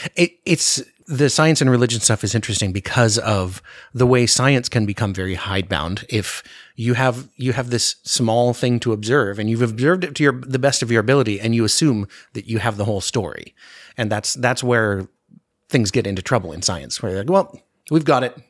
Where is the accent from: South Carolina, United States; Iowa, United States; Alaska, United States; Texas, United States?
Alaska, United States; Anchorage; I grew up in Anchorage, and so the winter is very dark